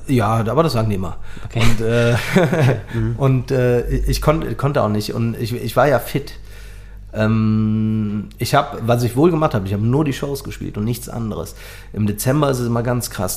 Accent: Cologne, North Rhine-Westphalia, Germany; accent: Kölsch; first language Kölsch; ich komme aus Ehrenfeld, wohne aber jetzt seit zehn Jahren in Bickendorf

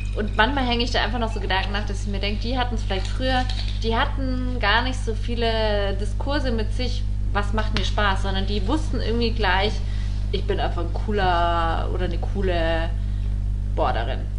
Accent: Allgäu, Bavaria, Germany; aus der Ecke, wo ich herkomme, ja, im Allgäu

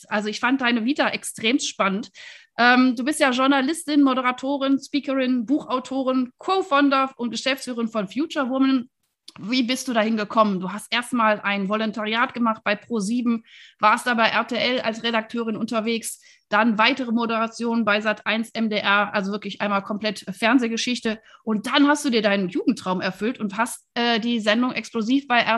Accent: Wuppertal, North Rhine-Westphalia, Germany; now in Berlin, Germany; also Kölnerin bin ich ja nicht, bin ja aus Wuppertal, ist ja der Vorort von Köln.

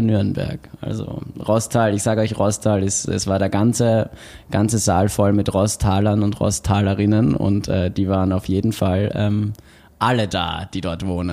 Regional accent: Austria; now in Bochum, Germany; ich bin ja Österreicher

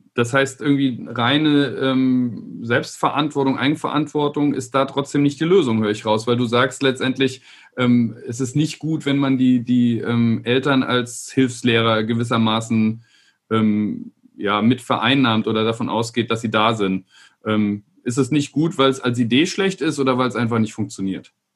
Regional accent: Rhineland-Palatinate, Germany; ich bin in Rheinland-Pfalz aufgewachsen

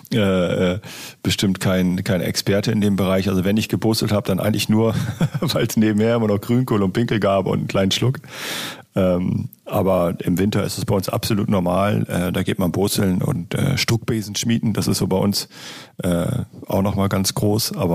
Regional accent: Lower Saxony, Germany; für mich als Ostfriese ist es schon äh, stadtähnlich auf jeden Fall.

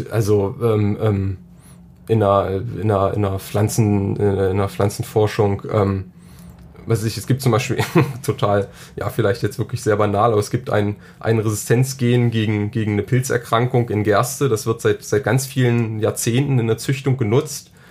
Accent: Saxony-Anhalt, Germany; ich komme, wie gesagt, aus Sachsen-Anhalt. Ähm, vom Land

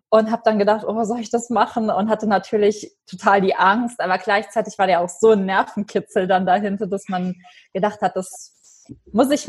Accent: Germany; Also das ist äh, im Westen von Deutschland, in der Nähe von der luxemburgischen Grenze. Das ist mein Heimatort und äh, da bin ich jetzt auch gerade eben aufgrund der Pandemie.

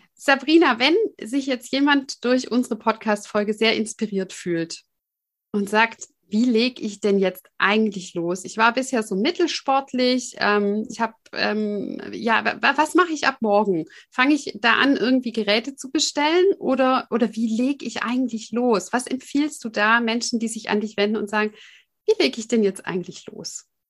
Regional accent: Swabia, Germany; ich komme ja aus dem Schwabenland

